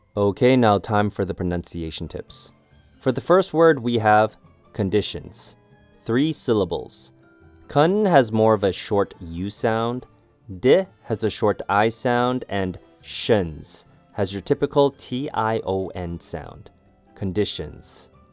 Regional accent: Canada; I used to get made fun of for watching anime growing up in Canada

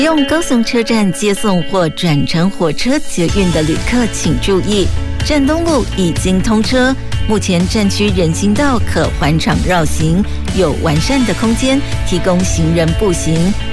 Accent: Kaohsiung, Taiwan; 我们高雄这边

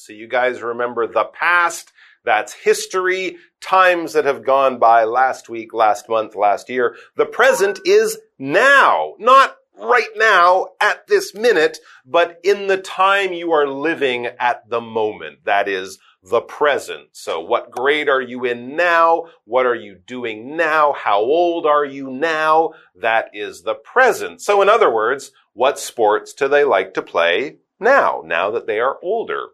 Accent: Canada; both myself and Karen, we are from Canada

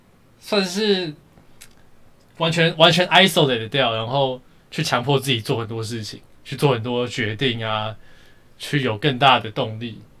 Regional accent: Taiwan; 他其实蛮蛮对我这个我是一个台湾人蛮支持的。

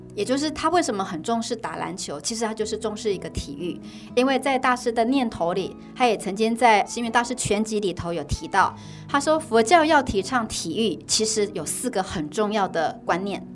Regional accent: Taiwan; 我们又是台湾人，老实说我们的英文真的不是很好

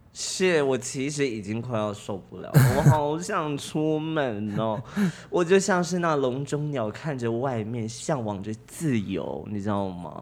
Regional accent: Kaohsiung, Taiwan; 他在知道我高雄人，他知道我在住在高雄之后

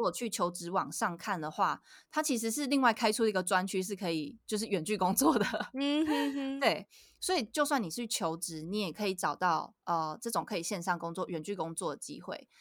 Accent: Kaohsiung, Taiwan; now in Puli, Taiwan; 像我在高雄，我是高雄人，然后我现在住是。在埔里

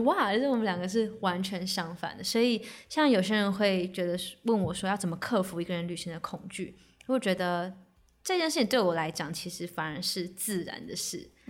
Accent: Taiwan; 身为台湾人，我们这边没有雪嘛

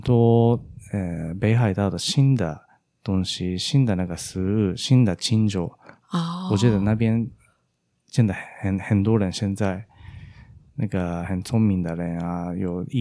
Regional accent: Japan; Chinese is a second language; 但我日本人觉得那个那边的东川町那边是现现在很红了哦

